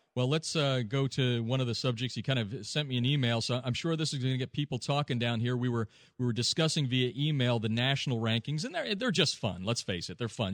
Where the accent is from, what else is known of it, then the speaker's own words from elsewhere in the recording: Pennsylvania, United States; moved away; I'm from Pennsylvania.